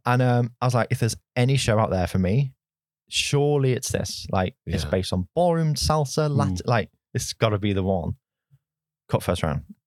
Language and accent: English; Oldham, North West England, United Kingdom; moved away; growing up, I grew up in Oldham